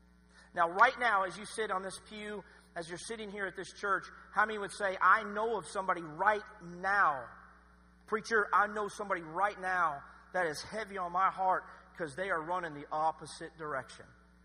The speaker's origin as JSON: {"language": "English", "town": "Kingsport", "region": "Tennessee", "country": "United States", "also_born_or_lived": "Lynchburg, Virginia", "said": "My dad, we're from Kingsport, Tennessee, but my dad, he went to Liberty University, and I was born in Lynchburg, Virginia."}